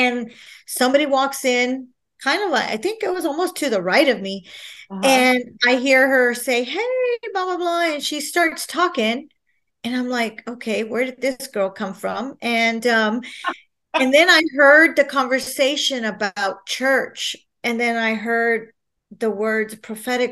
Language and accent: English; San Marcos, Texas, United States; I am born and raised in San Marcos, Texas